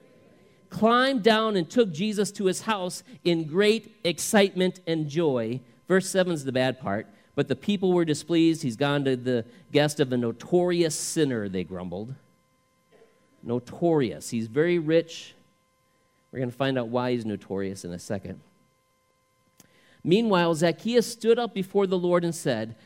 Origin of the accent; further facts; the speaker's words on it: the South, United States; we love drinking sweet tea growing up in the South